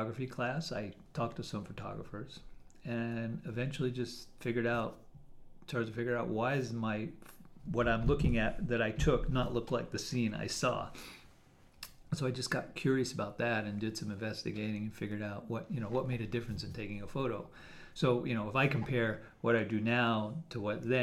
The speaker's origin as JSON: {"language": "English", "area": "Westchester", "region": "New York", "country": "United States", "tie": "born or raised there", "moved": "as an adult", "lives_now": "Connecticut, United States", "said": "I grew up in New York in Westchester area and moved to Connecticut about 20 years ago"}